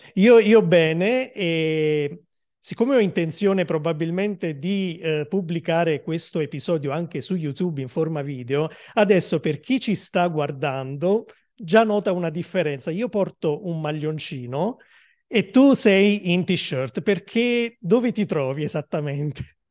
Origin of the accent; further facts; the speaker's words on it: Naples, Campania, Italy; Io Napoli